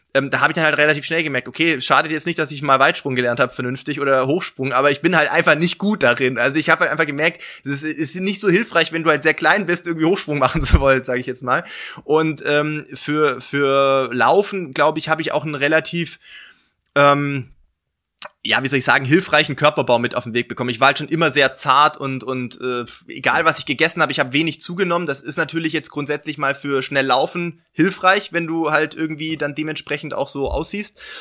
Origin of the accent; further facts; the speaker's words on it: near Stuttgart, Swabia, Baden-Württemberg, Germany; moved away as an adult; now in Regensburg, Germany; bin eigentlich gebürtiger Schwabe, ähm, komme also aus der Nähe von Stuttgart